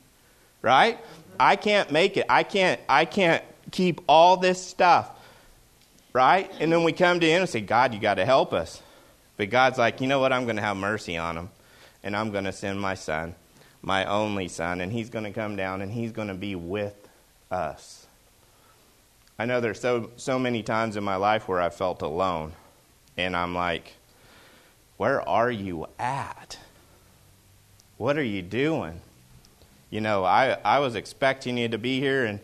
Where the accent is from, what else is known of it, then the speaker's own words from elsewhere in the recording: the South, United States; now in Pacific Northwest, United States; I grew up in the South